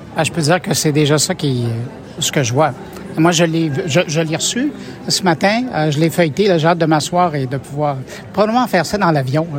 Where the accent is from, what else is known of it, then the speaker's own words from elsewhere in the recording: Quebec, Canada; chez nous au Québec